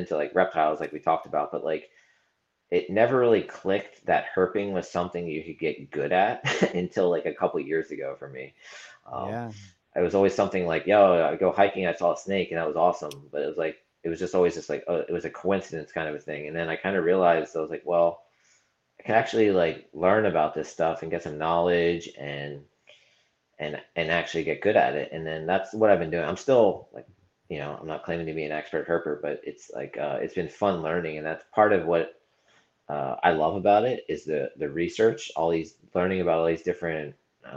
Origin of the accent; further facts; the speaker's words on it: Southeast Pennsylvania, United States; now in Maryland, United States; I grew up in Southeast PA, like 20 minutes from Hamburg